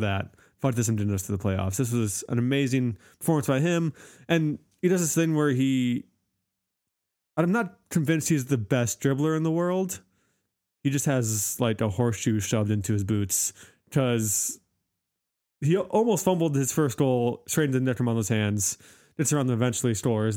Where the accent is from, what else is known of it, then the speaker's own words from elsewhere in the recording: United States; I'm not European. Uh, I'm American